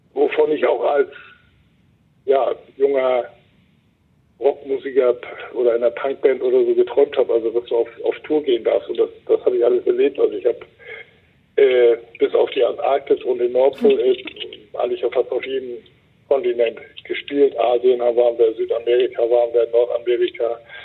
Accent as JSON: {"language": "German", "town": "Wacken", "region": "Schleswig-Holstein", "country": "Germany", "tie": "born or raised there", "said": "mein Heimatdorf"}